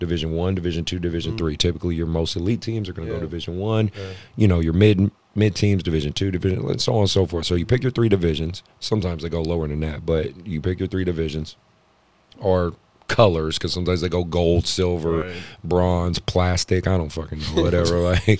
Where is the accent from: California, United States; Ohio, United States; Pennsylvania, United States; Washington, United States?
California, United States; Oakland; I was like, I'm from Oakland.